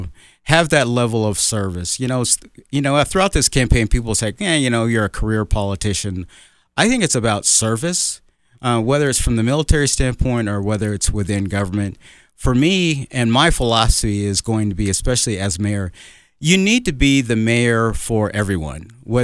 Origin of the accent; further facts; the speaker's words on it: Colorado Springs, Colorado, United States; I grew up in Colorado Springs, been here for over 50 years. This is my home.